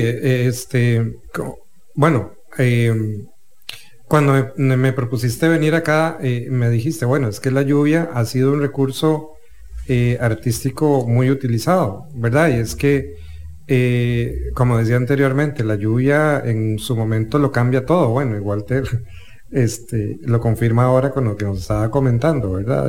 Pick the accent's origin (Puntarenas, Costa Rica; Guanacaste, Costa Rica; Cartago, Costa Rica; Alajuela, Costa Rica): Cartago, Costa Rica; Turrialba; Yo soy de Turrialba eh, y cuando me traían a San José de paseo